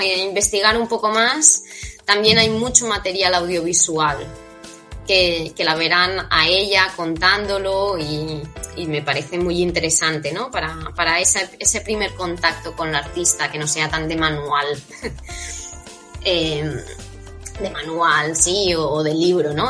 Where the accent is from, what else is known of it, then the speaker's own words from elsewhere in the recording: Catalonia, Spain; yo soy de Cataluña